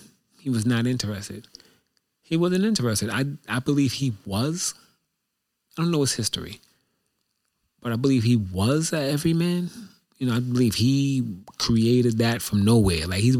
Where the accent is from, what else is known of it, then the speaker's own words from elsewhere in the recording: New York, United States; Like I'm from New York and I got money but I'm a New Yorker with money.